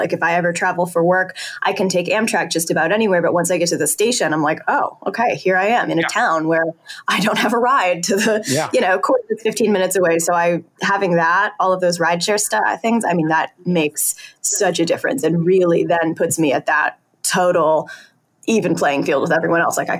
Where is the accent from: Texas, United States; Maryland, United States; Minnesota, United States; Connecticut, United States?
Connecticut, United States; born there; also born or lived in New Hampshire / Boston; I was born in Connecticut and then I lived in New Hampshire and then I came to Boston for high school.